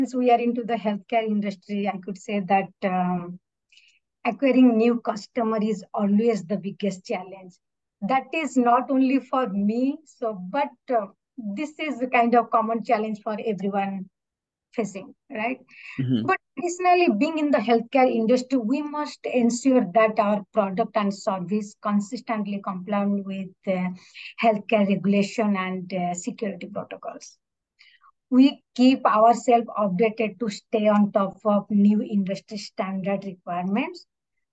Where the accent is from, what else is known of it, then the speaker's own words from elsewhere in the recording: Odisha, India; also born or lived in Rhode Island, United States; now in Tampa, United States; India, the place I grew up. I'm from Odisha.